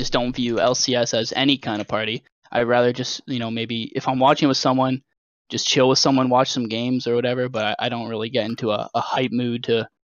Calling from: London, Ontario, Canada; London, Ontario, Canada.

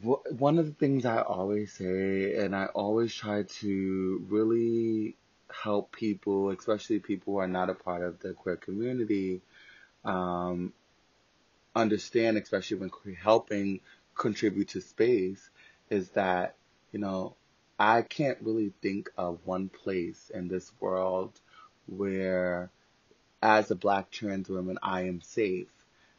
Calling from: New York City, New York, United States; I am calling from New York City, living and existing during the COVID-19 pandemic

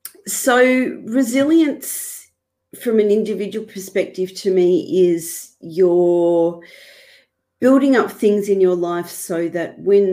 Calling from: Victoria, Australia; I'm in Victoria in Australia, which, if people know Melbourne, I'm basically in regional Victoria, so about an hour north of Melbourne.

